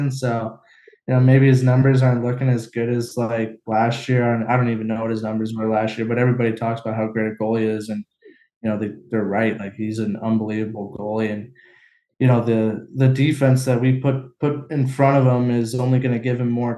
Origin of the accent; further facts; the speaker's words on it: San Diego, California, United States; moved away as an adult; growing up in San Diego